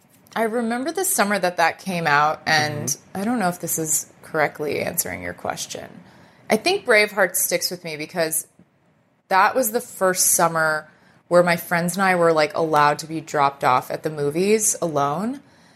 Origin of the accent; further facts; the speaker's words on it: Dallas, Texas, United States; In Dallas, Texas.